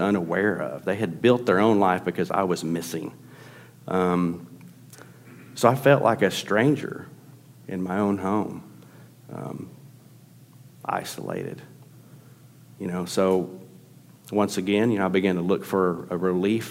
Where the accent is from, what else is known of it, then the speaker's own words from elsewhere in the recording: Tulsa, Oklahoma, United States; grew up in Tulsa, Oklahoma.